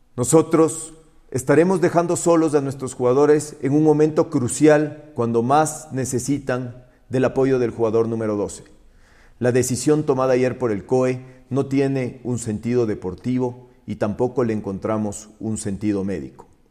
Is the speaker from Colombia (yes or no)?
no; Ecuador; como ecuatorianos